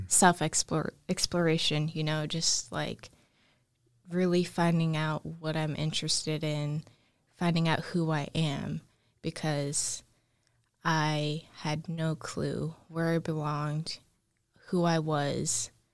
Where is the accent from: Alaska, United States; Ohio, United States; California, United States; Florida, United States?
Alaska, United States; Anchorage; also born or lived in Fairbanks, Alaska; I was born in Anchorage, Alaska. I grew up there for majority of my life